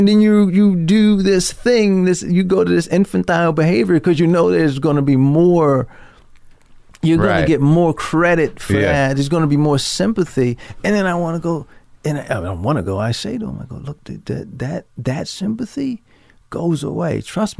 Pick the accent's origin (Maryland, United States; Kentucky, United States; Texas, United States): Maryland, United States; Baltimore; I'm from Baltimore. I'm used to going up and down 95